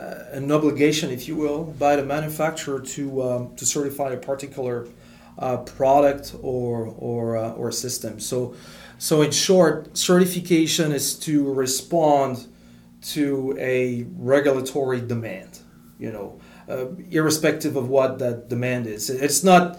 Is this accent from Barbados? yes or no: no; France; English is a second language; moved away as an adult; also born or lived in Middle East; now in United States; I grew up in France